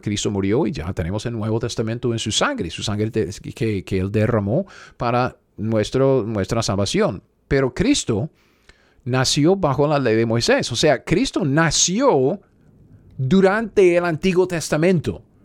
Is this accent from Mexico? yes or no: no; United States; Spanish is a second language; yo soy gringo.